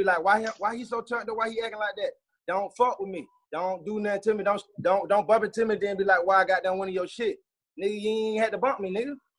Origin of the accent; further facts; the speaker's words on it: Atlanta, Georgia, United States; Growing up in East Atlanta, boy.